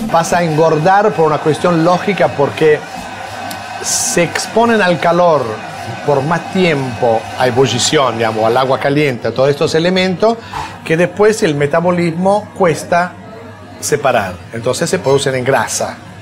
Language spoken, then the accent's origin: Spanish; Milan, Lombardy, Italy; moved away; also born or lived in Apulia; Yo nací en Milán por cuestión de migración